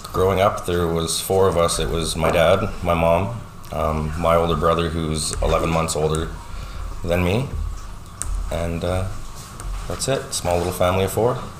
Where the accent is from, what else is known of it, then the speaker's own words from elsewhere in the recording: North Battleford, Saskatchewan, Canada; now in Lloydminster, Canada; I grew up in North Battleford, Saskatchewan